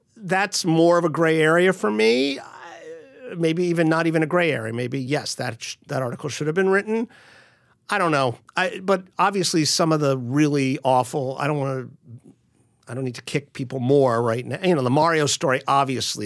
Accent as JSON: {"language": "English", "town": "Miami", "region": "Florida", "country": "United States", "tie": "born or raised there", "moved": "yes", "said": "I grew up in Miami, so I speak uh, I used to speak almost fluently, but I speak some Spanish."}